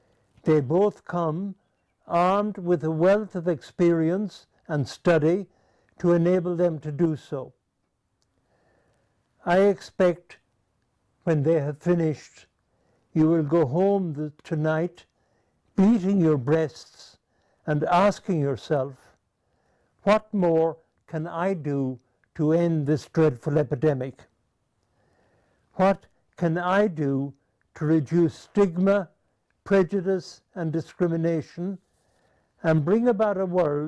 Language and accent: English; Tullamore, County Offaly, Ireland; now in Zambia; I come from Tullamore, and I'm very proud